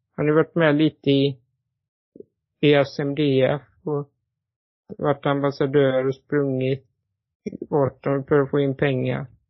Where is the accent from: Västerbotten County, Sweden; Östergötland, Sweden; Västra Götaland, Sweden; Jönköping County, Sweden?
Västra Götaland, Sweden; Borås; född i Borås